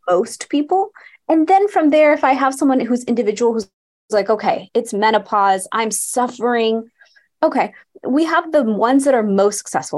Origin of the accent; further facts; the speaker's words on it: Houston, Texas, United States; I grew up in Houston, Texas, to an Indian family, and we'd go to India every single year